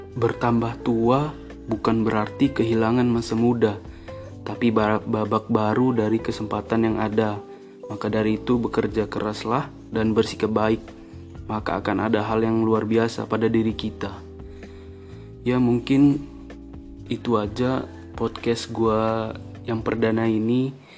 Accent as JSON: {"language": "Indonesian", "town": "Bandar Lampung", "region": "Lampung", "country": "Indonesia", "said": "asal gue dari Bandar Lampung"}